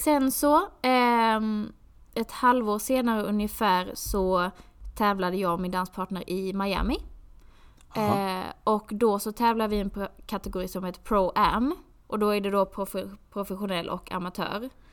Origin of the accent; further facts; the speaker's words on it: Skåne, Sweden; moved away as an adult; jag är från Skåne